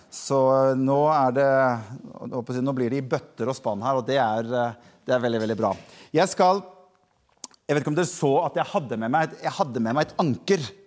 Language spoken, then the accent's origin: Norwegian; Norway; jeg er jo nordmann